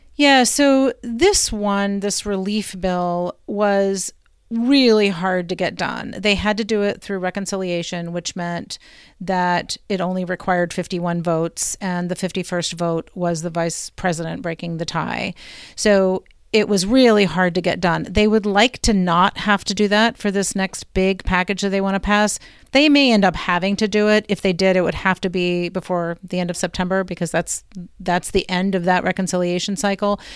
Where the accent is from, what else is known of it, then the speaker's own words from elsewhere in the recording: Blue Ridge, United States; I'm from the Blue Ridge